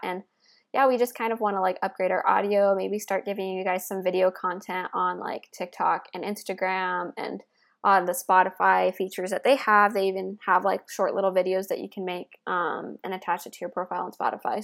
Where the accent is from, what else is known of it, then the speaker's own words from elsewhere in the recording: Midwest, United States; I grew up in the Midwest